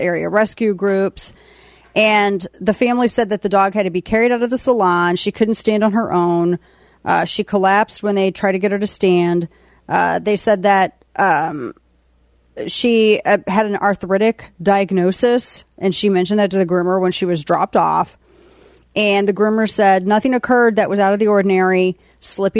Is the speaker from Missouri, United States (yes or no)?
yes; Missouri, United States; moved away; my home state in Missouri